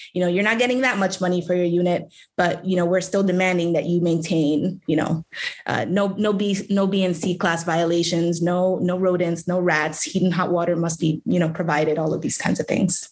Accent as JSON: {"language": "English", "town": "New York City", "region": "New York", "country": "United States", "tie": "born or raised there", "said": "I was born and raised in District 14."}